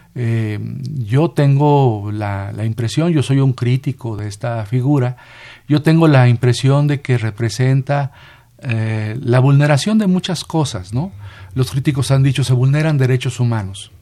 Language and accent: Spanish; Coahuila, Mexico; moved away; de mi pueblo, de mi municipio allá en Coahuila